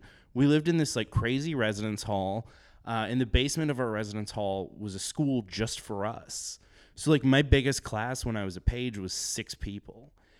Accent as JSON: {"language": "English", "town": "Sturgis", "region": "South Dakota", "country": "United States", "said": "Sturgis, South Dakota."}